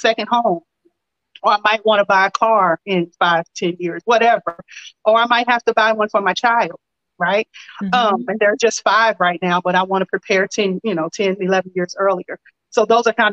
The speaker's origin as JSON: {"language": "English", "town": "Lexington", "region": "Kentucky", "country": "United States", "said": "I'm originally from Lexington, Kentucky"}